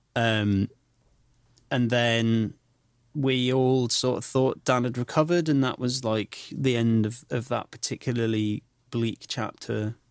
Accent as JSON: {"language": "English", "town": "Clitheroe", "region": "North West England", "country": "United Kingdom", "tie": "born or raised there", "said": "The Grand, which opened up in my hometown in Clitheroe"}